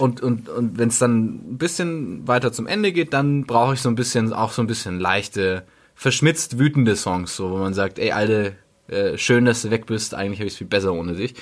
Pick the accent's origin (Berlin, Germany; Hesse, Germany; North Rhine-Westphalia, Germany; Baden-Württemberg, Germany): Berlin, Germany; also born or lived in Bavaria; als Berliner